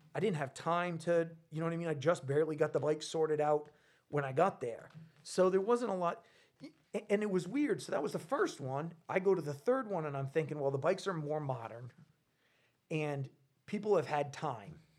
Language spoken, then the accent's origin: English; Rhode Island, United States; I'm from Rhode Island.